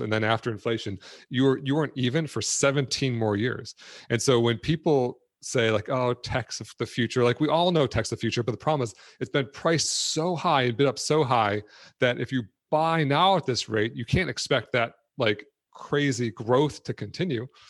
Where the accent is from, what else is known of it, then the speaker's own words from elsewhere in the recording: Detroit, Michigan, United States; I grew up in Detroit